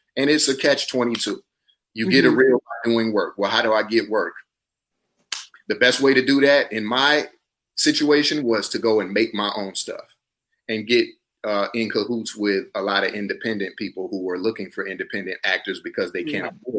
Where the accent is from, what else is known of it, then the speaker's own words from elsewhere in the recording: South Carolina, United States; moved away as an adult; also born or lived in Atlanta, Georgia; now in Los Angeles, United States; We're from the same place. We're both from South Carolina.